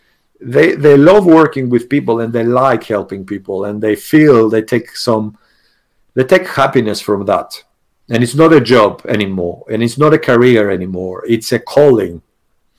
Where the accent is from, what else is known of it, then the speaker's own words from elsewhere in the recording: Greece; English is a second language; also born or lived in England; now in United Kingdom; I hold a British passport, but actually I'm Greek.